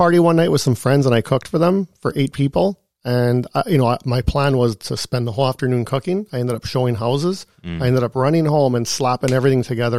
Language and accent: English; Thunder Bay, Ontario, Canada; born there; Yeah, to me, I was born in Thunder Bay. But to me, my blood is Italy.